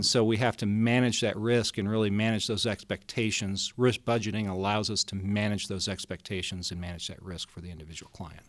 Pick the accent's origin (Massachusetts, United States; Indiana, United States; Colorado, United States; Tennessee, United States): Colorado, United States; Denver; I grew up in Colorado, uh, born and raised in Denver